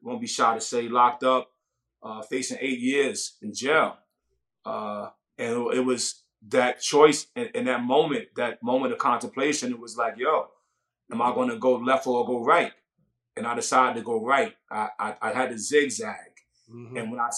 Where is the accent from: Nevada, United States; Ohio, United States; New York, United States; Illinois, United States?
New York, United States; Brownsville; Wow, Brownsville never ran, never will. You know what I mean? That was probably the most dangerous grounds I ever walked on.